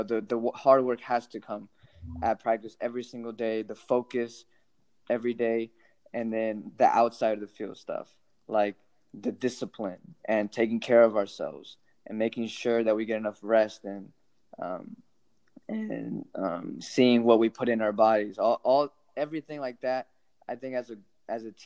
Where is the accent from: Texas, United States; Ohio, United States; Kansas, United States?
Texas, United States; Houston; Houston Dynamo. Like, that's my hometown